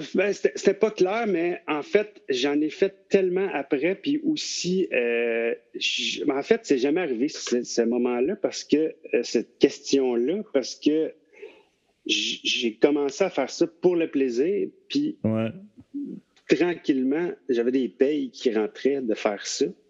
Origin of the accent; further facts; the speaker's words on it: Laval, Quebec, Canada; je viens de, de Laval